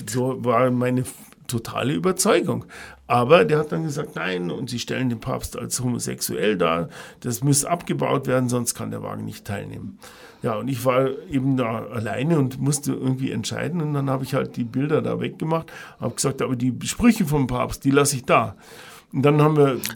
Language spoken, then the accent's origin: German; Ingolstadt, Bavaria, Germany; Ja, ich bin in Ingolstadt aufgewachsen. Ich bin Jahrgang 57.